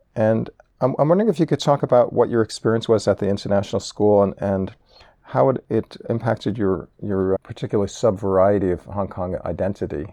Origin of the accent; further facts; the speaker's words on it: New York City, New York, United States; I grew up in New York City